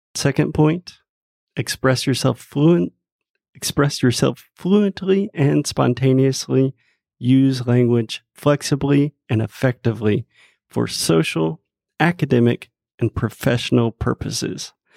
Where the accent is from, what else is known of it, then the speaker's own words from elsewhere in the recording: United States; first language English; me as a native English speaker from the United States